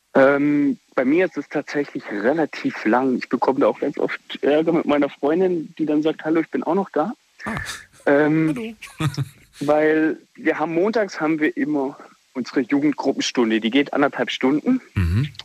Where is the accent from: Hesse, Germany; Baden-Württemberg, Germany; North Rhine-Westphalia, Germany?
Baden-Württemberg, Germany; Black Forest; Aus Findingen im Schwarzwald